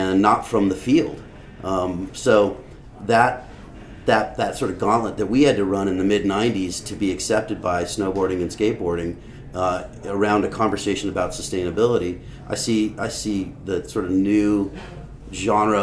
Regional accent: Los Angeles, California, United States; I grew up in the Santa Monica Canyon in the 70s. I was born in 68, grew up in the canyon

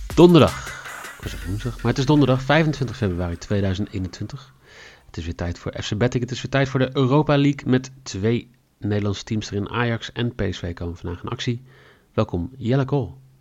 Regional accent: Netherlands; wij natuurlijk als Nederlanders

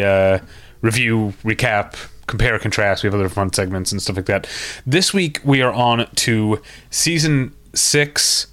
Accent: Midwest, United States; now in Los Angeles area, United States; where I grew up in the Midwest

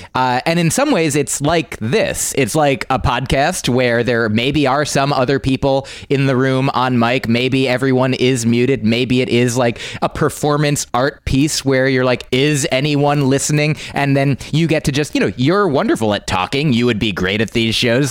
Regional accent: New Jersey, United States; now in New York City, United States; I'm from New Jersey

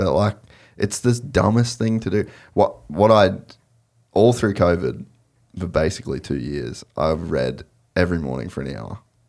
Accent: Cairns, Queensland, Australia; I'd never surfed at all because growing up in Cairns, there's no waves.

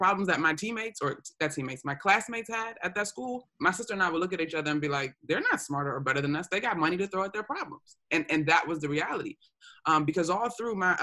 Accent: Prince George's County, Maryland, United States; moved away as an adult; also born or lived in Florida; I grew up in Prince George's County, where Black affluence is around every corner

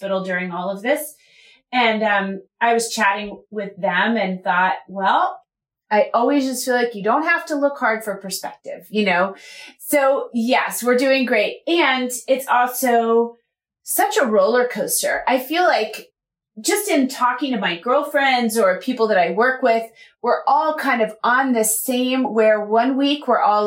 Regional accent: West Virginia, United States; now in California, United States; I am from West Virginia, and I live in California

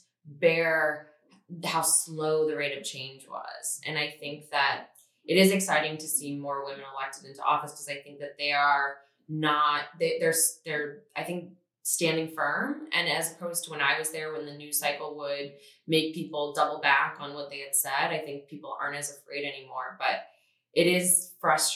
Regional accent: Missouri, United States; moved away; Missouri originally

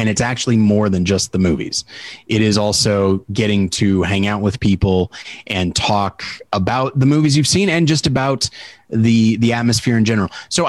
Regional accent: Taft, California, United States; I'm in my hometown of Taft, California. It's hot in California in general right now, but this is the middle of the desert.

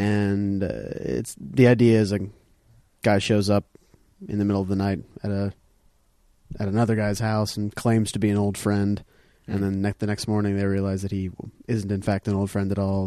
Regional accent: Durham, North Carolina, United States; also born or lived in Texas; I was raised in Durham, North Carolina

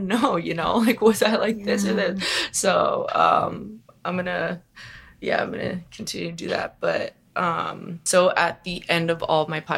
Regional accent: Long Island, New York, United States; moved away; also born or lived in Montana; my family's in New York. I grew up on Long Island.

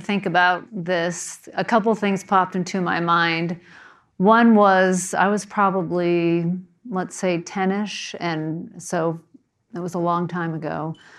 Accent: New Jersey, United States; moved away; I was growing up in New Jersey

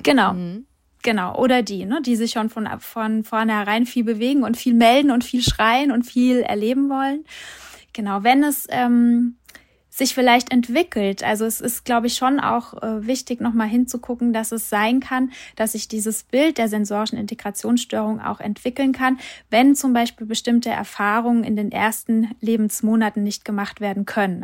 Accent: Hesse, Germany; Bei uns hier, ich komme aus Hessen

